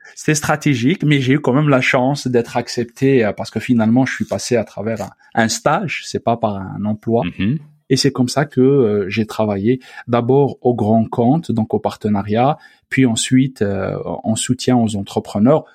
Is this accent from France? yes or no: no; Algeria; moved away as an adult; now in Quebec, Canada; mon pays d'origine, donc l'Algérie